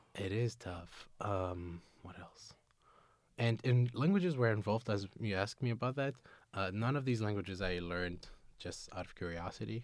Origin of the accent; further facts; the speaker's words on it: Tunisia; English is a second language; moved away as an adult; now in Seattle, United States; I am from Tunisia